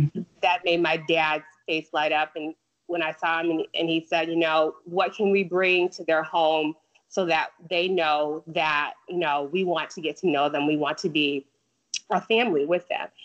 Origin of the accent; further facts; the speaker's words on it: Chicago, Illinois, United States; now in North Carolina, United States; I was born and raised in the Chicagoland area, and my parents are still there.